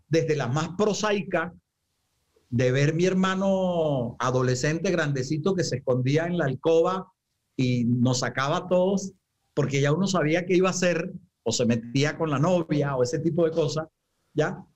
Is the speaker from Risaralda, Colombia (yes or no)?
no; Santa Marta, Magdalena, Colombia; moved away; also born or lived in Bogotá; yo soy samario, digamos que me fui hace muchísimo tiempo y ya estoy retornando a la tierra